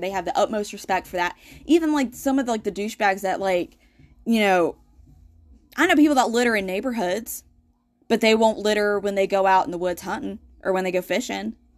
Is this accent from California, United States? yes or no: no; Asheville, North Carolina, United States; people like me who have been born and raised here